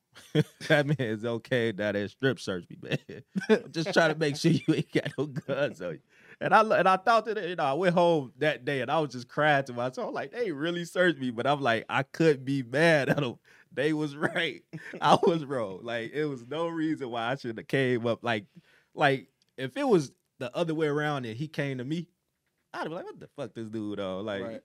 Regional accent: Chicago, Illinois, United States; I'm from the South Side of Chicago, born and raised 79th Street through 81st, however you want to put it.

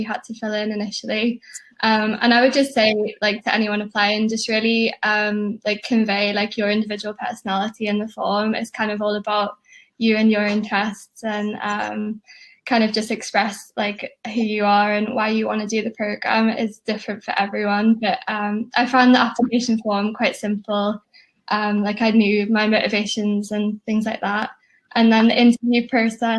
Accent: Liverpool, North West England, United Kingdom; moved away as an adult; now in Belfast, United Kingdom; I'm from Liverpool originally

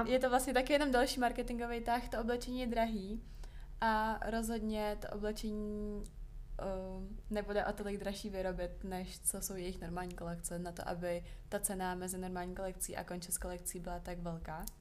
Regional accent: small town 40 km from Prague, Central Bohemian Region, Czechia; now in Prague, Czech Republic; já jsem vyrůstala čtyřicet kilometrů od Prahy, tak v našem maloměstě byly sekáče nejméně tři

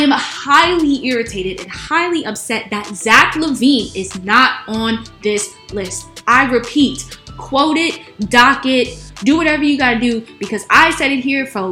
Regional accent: Chicago, Illinois, United States; my hometown of Chicago

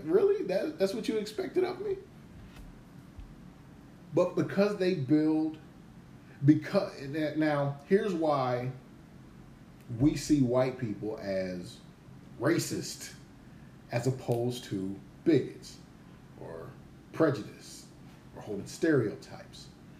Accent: Gary, Indiana, United States; I grew up in Gary. It was poor as hell in Gary.

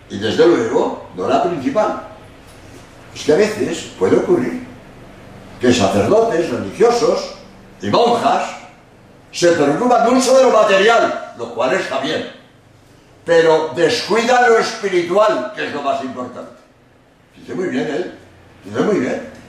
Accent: Spain; Perdonad, soy español y quiero decir dos palabras sobre la obra de España en América, tan desprestigiada por la leyenda negra, injustamente, calumniosamente.

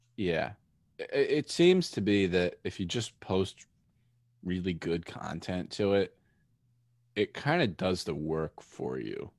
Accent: northeastern Pennsylvania, United States; I grew up in, uh, northeastern Pennsylvania

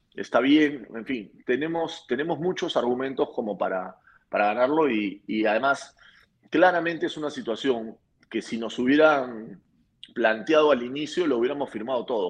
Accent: Peru; la selección peruana, nos ha logrado unir como peruanos.

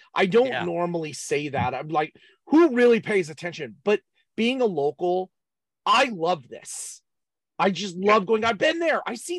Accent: San Jose, California, United States; I grew up in San Jose in the 1980s.

